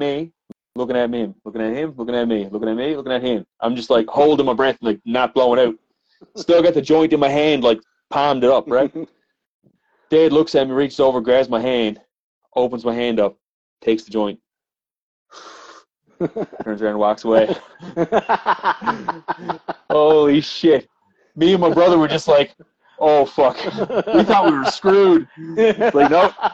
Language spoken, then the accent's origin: English; Bell Island, Newfoundland and Labrador, Canada; we're from Belle Island. We're from the middle of the bay on an island